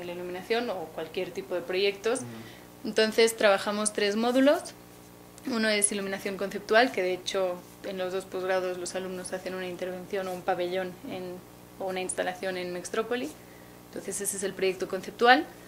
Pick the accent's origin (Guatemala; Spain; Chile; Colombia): Spain; Barcelona, Catalonia; moved away as an adult; now in Mexico; soy de Barcelona, Llevo casi cinco años en México